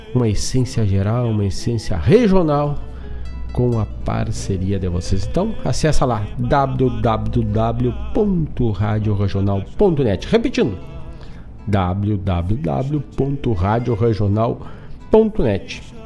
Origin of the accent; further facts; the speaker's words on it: Herval, Rio Grande do Sul, Brazil; o festival Grito do Quero Quero, que é lá da minha terra de Ervaldo Sul